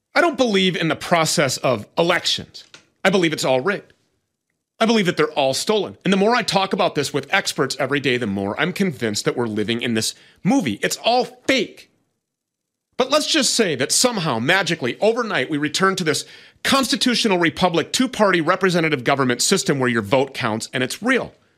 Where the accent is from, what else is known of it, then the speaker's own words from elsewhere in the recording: Minnesota, United States; my home state of Minnesota